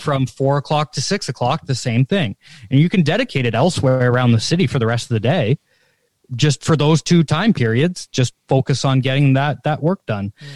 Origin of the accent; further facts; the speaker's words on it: Canada; this is where my Canadianism comes out